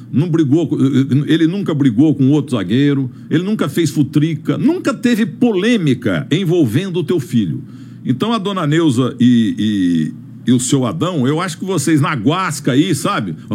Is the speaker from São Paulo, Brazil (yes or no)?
yes; Dracena, São Paulo, Brazil; Dracena, eu sou nascido e criado em Dracena mesmo. Faço 70 anos amanhã.